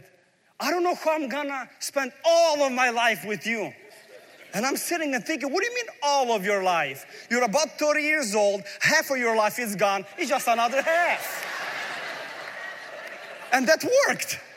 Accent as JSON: {"language": "English", "country": "Ukraine", "tie": "born or raised there", "moved": "yes", "said": "I'm coming from a former Soviet Union. I was born in Ukraine. We lived a life really poor in a big family."}